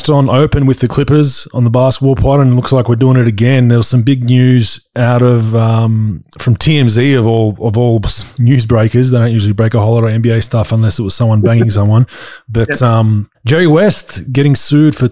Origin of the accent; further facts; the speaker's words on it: Australia; accent: Australian; moved away; my Australian accent